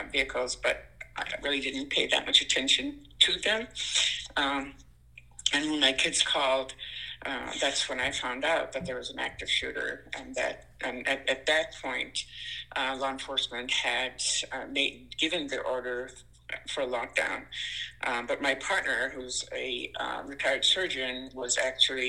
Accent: Ireland; also born or lived in Boston, United States / Portland, Maine, United States; now in Lewiston, United States; I'm an immigrant from Ireland, and I lived in Boston

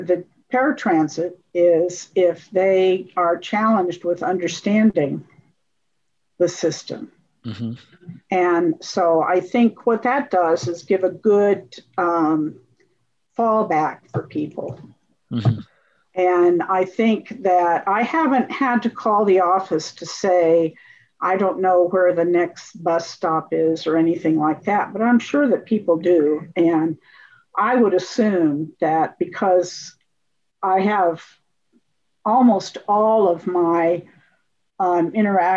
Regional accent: Champaign, Illinois, United States; now in Lawrence, United States; I grew up in Champaign, Illinois

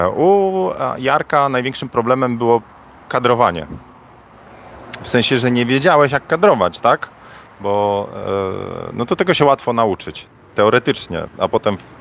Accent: Bydgoszcz, Kuyavian-Pomeranian Voivodeship, Poland; now in Warsaw, Poland; ja jestem z Bydgoszczy, nie? E, w Bydgoszczy było osiedle Fordon. Ja na osiedlu Bajka mieszkałem w Fordonie.

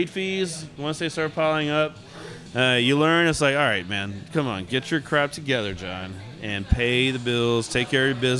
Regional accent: United States; we're growing up in the United States, you know, there's there wasn't a whole lot of soccer.

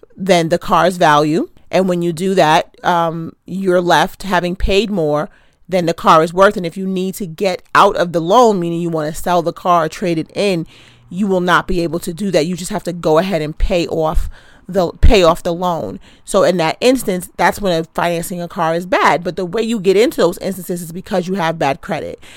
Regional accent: New York City, New York, United States; I'm from Queens

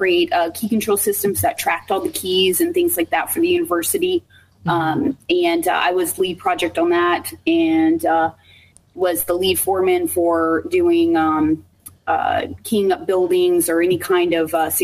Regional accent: Texas, United States; moved away as an adult; also born or lived in Dallas; now in Peoria, United States; I am originally from Texas

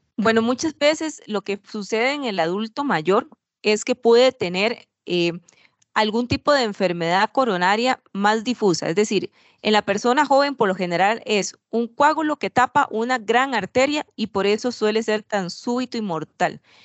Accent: Costa Rica; yo soy de Costa Rica

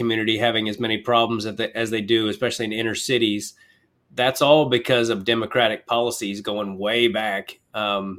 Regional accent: Kansas City, United States; I'm from Kansas City

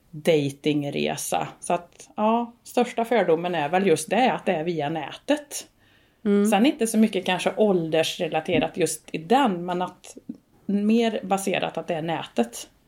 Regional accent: Värmland, Sweden; Hemma i Värmland.

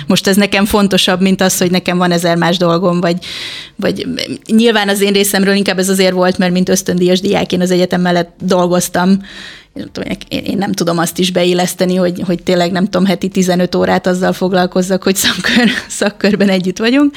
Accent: Hungary; moved away; magyar vagyok elvileg

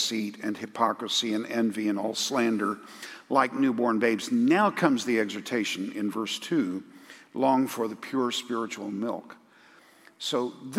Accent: United States; we're American evangelicals

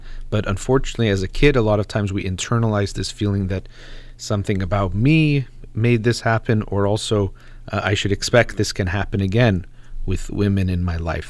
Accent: United States; I'm Iranian as far as background goes and my parents, but I was born and raised in the United States

